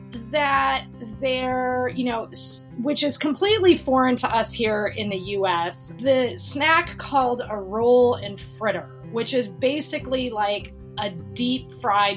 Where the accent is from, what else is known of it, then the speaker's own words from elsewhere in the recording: United States; also born or lived in California; I'm American. I live in California